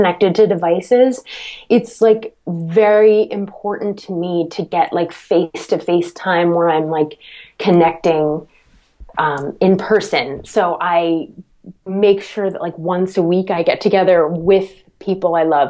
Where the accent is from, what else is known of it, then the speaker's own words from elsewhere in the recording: Medfield, Massachusetts, United States; Medfield, Massachusetts with Martin Scorsese, where I'm from. That's like my hometown